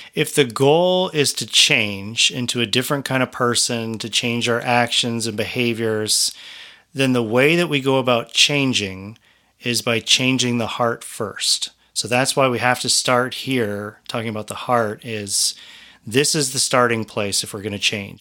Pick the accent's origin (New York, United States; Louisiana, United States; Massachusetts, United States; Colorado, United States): Colorado, United States; I come from Colorado mostly